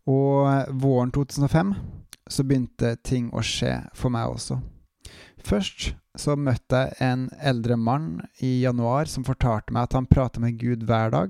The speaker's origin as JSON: {"language": "Norwegian", "town": "Bryne", "region": "Rogaland", "country": "Norway", "lives_now": "Bergen, Norway", "said": "jeg er en trønder fra Bryne. Jeg er bosatt og jobber i bergensområdet."}